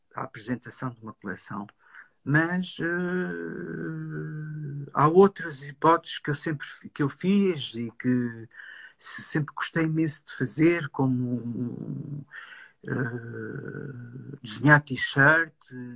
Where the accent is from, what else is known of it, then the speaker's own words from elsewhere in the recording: Lisbon, Portugal; ser um designer de Lisboa